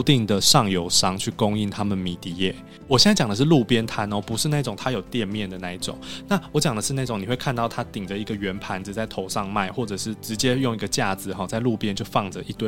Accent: Taiwan; 因为它跟我们台湾人所认知的高丽菜卷不一样，

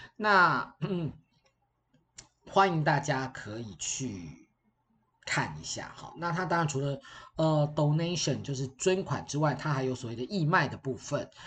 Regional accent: Taiwan

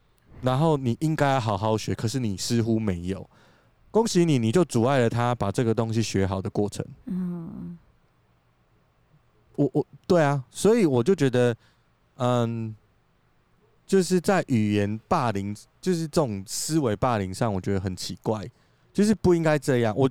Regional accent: Taiwan; 就是我是台湾人，我还会讲台语。

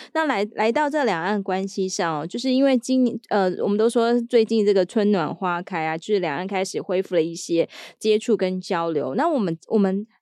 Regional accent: Taiwan; 身为台湾人

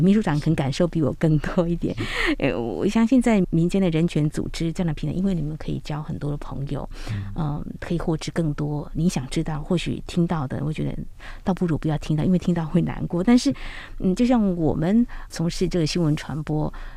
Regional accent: Taiwan; 香港已经现在都寄望在我们台湾

